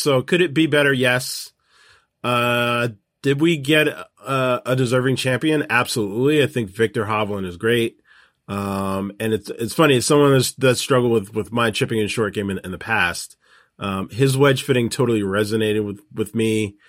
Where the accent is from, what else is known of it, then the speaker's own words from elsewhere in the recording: California, United States; Like, it doesn't make a ton of sense to me when being a Californian. I know how great the weather is on the West Coast this time of year in August.